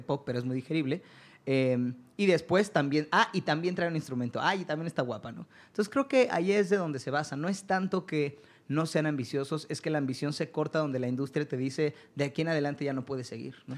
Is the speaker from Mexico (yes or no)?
yes; Mexico; Yo soy mexicano, vivo en México, me desarrollo en México